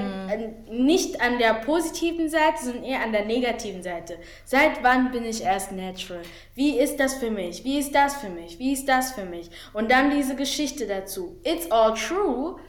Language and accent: German; Germany; ich bin deutsch. So, ich war noch nie in Angola oder Kongo gewesen. So, ich bin mhm. deutsch. Ich kenne nichts anderes. Es ist leider Gottes mein Heimatland